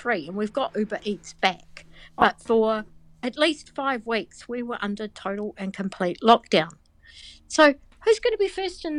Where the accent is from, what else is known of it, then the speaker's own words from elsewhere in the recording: New Zealand; I'm the Kiwi.